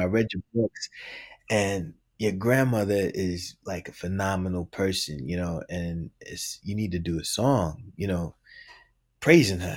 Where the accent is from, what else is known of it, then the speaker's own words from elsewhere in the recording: New York City, New York, United States; I'm from the Bronx.